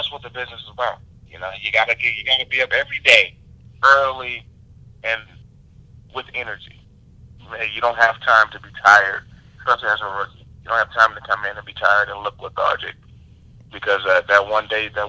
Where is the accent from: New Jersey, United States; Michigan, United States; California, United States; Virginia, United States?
California, United States; San Francisco; I was from San Francisco